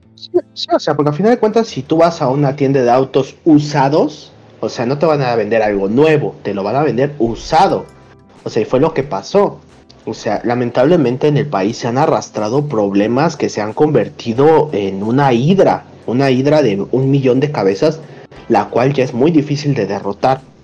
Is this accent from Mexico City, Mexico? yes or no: yes; Mexico City, Mexico; yo soy de la Venustiano Carranza